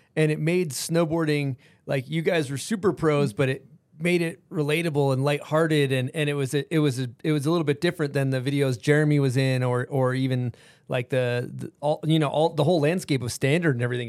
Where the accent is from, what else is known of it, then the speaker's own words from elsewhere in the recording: East Coast, United States; growing up on the East Coast